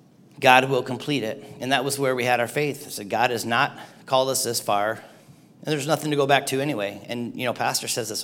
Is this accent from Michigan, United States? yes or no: yes; Cedarville, Michigan, United States; moved away as an adult; also born or lived in Lansing, Michigan; I grew up in the UP, I grew up in Cedarville